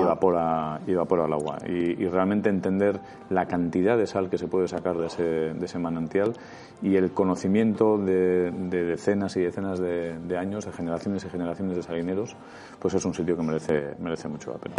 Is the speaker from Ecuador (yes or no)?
no; Basque Country, Spain